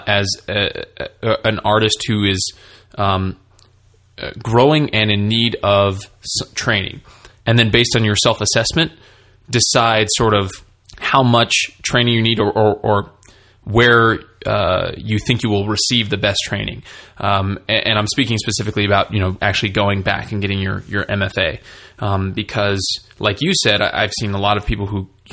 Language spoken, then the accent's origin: English; California, United States; I'm from California